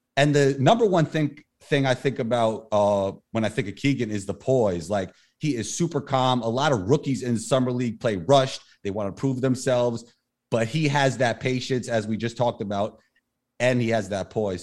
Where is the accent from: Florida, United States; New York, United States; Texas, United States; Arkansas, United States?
New York, United States; New York City; also born or lived in Denmark / Israel; Growing up in New York City